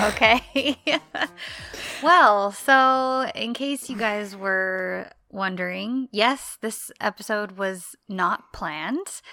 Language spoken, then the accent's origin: English; United States; I am am-, American, that's what I grew up